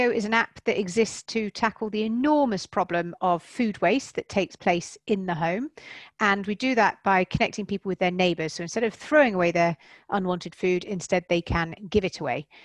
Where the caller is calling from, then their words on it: South West England, United Kingdom; I am. Yep, I'm in Wiltshire, um, so just about an hour, hour and a bit outside of London